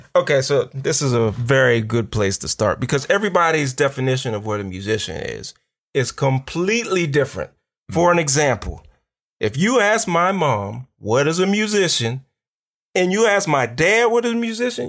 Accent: Pittsburgh, Pennsylvania, United States; now in Chicago, United States; I'm originally from Pittsburgh, but we're here in Chicago

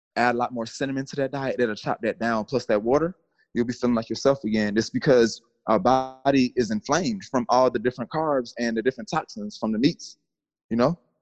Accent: Atlanta, Georgia, United States; I'm from the south. I'm from Atlanta, Georgia

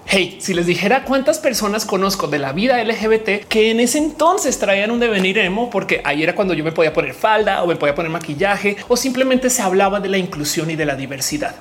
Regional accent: Colombia; also born or lived in United States / Australia; now in Mexico; creciendo en Colombia

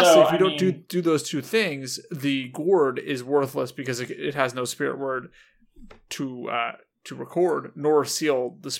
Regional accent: California, United States; We are from California.

